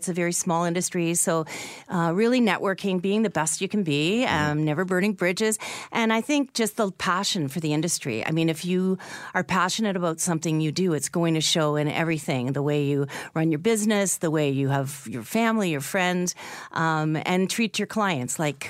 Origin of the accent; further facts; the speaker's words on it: Canada; It's if you have not done it as a Canadian, you have to go to Ottawa once for Canada Day. It is such an emotional experience. And you just feel so proud to be a Canadian.